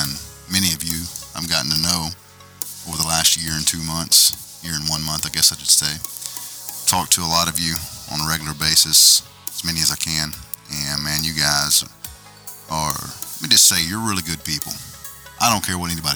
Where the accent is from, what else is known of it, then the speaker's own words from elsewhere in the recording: Arkansas, United States; I am from Arkansas